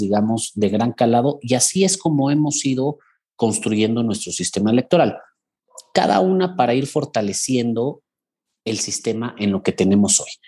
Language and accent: Spanish; Mexico; en mi país